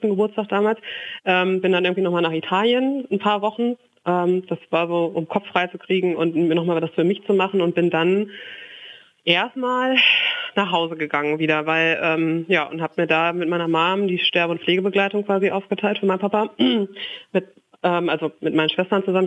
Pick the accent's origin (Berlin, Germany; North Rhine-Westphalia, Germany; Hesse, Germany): North Rhine-Westphalia, Germany; Lünen; moved away as an adult; now in Frankfurt, Germany; in Lünen in meiner Heimat